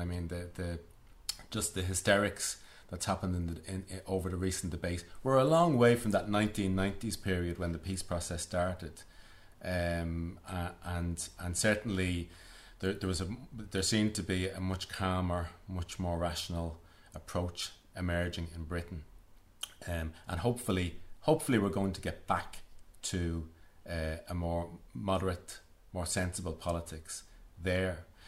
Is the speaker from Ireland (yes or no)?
yes; Dublin, Leinster, Ireland; growing up in Dublin